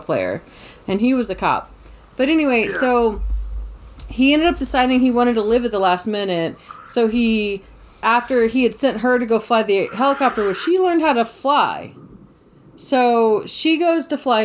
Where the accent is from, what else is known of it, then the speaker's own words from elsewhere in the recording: Savannah, Georgia, United States; I am from Savannah, Georgia